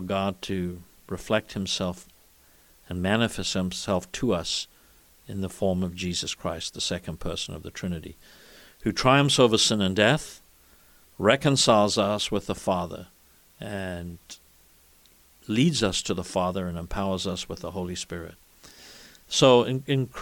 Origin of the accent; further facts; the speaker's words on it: South Africa; moved away; as a boy growing up in South Africa